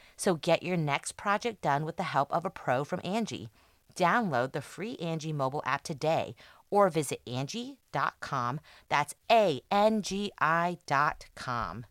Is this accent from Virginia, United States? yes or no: no; Texas, United States; growing up in Texas